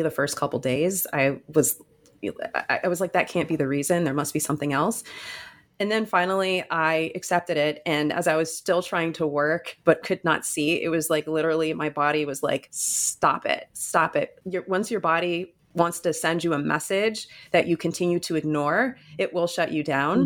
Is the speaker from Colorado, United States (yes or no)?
no; Michigan, United States; moved away as an adult; now in New Jersey, United States; I grew up in Michigan and I went to school